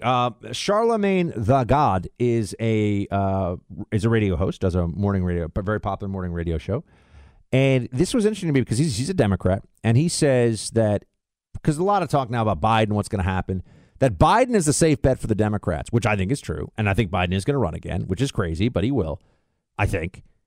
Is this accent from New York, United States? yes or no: yes; New York, United States; also born or lived in Florida; I'm gonna be up in New York, though, my hometown.